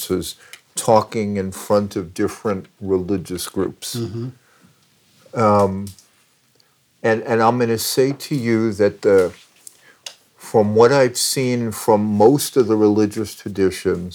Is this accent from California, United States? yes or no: no; Long Island, New York, United States; moved away; I'm Jewish and I grew up in New York. And I grew up in Long Island